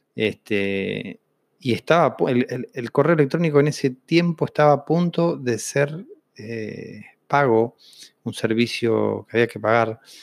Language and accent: Spanish; Vista Alegre Norte, Neuquén, Argentina; crecí en Neuquén, en un pueblo de 2.500 habitantes eh, que se llama Vista Alegre Norte